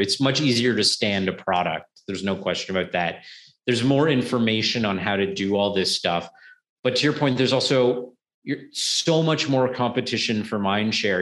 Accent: Canada; as a Canadian

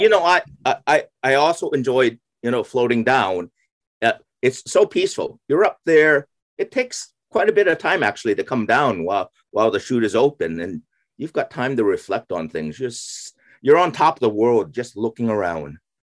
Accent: San Francisco, California, United States; moved away as an adult; also born or lived in Pennsylvania / Arizona / Waterloo, Ontario; I I was raised in uh, uh, uh California. I, I grew up in San Francisco.

